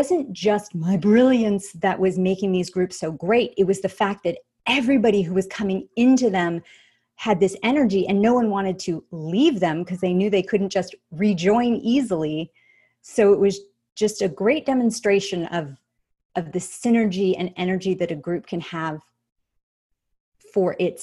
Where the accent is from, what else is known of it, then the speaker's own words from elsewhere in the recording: Los Angeles, California, United States; my hometown, happens to be Los Angeles